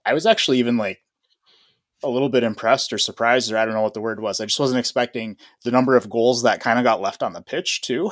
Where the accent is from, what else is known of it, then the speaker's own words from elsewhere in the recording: Midwest, United States; I'm from the Midwest